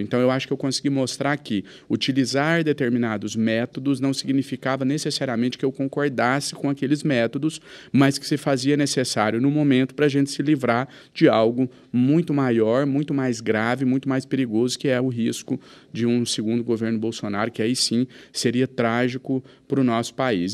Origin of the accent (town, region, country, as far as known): Minas Gerais, Brazil